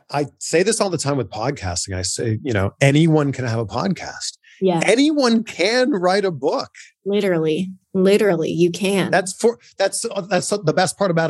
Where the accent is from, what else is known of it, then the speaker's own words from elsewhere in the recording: Toronto, Ontario, Canada; now in Los Angeles, United States; I grew up in Toronto.